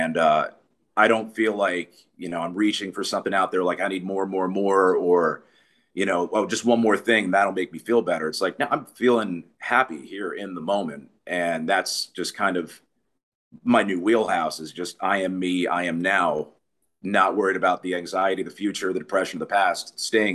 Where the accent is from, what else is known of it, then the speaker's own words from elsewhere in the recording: New York, United States; also born or lived in Myrtle Beach; now in South Carolina, United States; I'm originally from New York